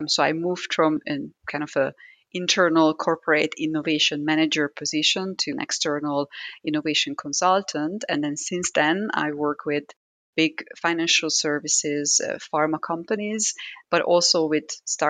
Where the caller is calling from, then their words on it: Zurich, Switzerland; I'm connecting from Zurich.